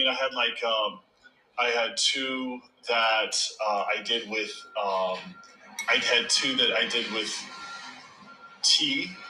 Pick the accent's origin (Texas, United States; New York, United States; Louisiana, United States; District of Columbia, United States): Texas, United States; now in Los Angeles, United States